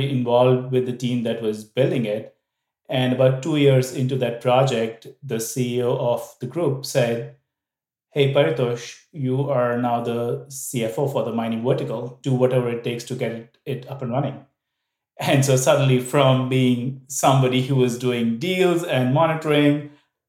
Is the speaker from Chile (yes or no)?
no; India; moved away as an adult; also born or lived in Vietnam; I am from India. I grew up there, did all of my education there